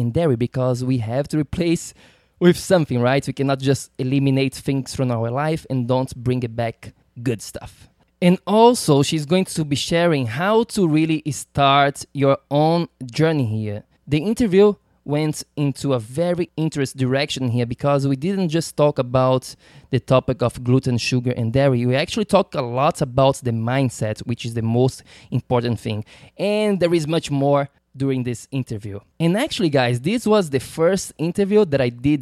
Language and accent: English; Brazil; now in New York, United States; I'm from Brazil.